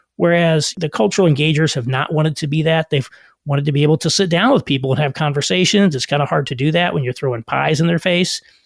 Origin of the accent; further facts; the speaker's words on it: rural Southern Indiana, United States; moved away; also born or lived in New York / Chicago; I also grew up in rural Southern Indiana